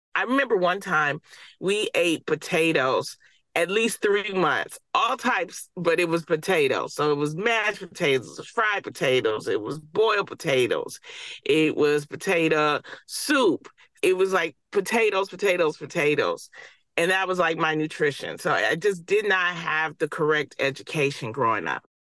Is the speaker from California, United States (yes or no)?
no; Detroit, Michigan, United States; I grew up in Detroit